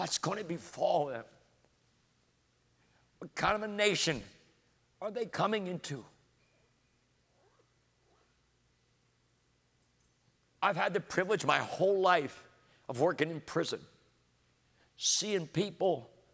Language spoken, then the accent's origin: English; Coatesville, Pennsylvania, United States; I grew up in Coatesville and fell in love with the African-American community